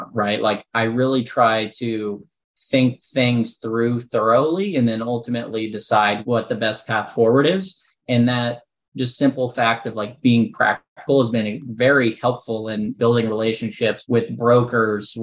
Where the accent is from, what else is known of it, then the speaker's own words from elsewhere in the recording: Midwest, United States; moved away as an adult; also born or lived in Central Illinois; now in Nashville, United States; I'm born and raised in the Midwest.